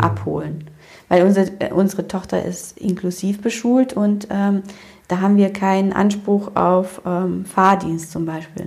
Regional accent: Romania; also born or lived in Germany; now in Cologne, Germany; ich komme ja aus Rumänien ursprünglich

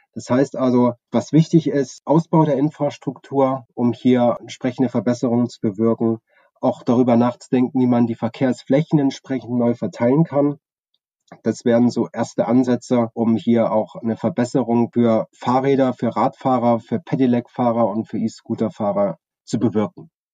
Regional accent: Chemnitz, Saxony, Germany; Ich bin 1982 in Chemnitz geboren

